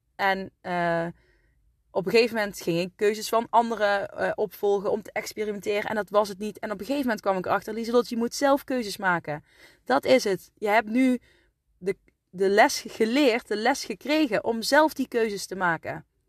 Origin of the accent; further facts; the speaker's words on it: Asten, North Brabant, Netherlands; also born or lived in Deurne; ik ben geboren in uh, Deurne, waar ik nu woon. En ik ben opgegroeid in Asten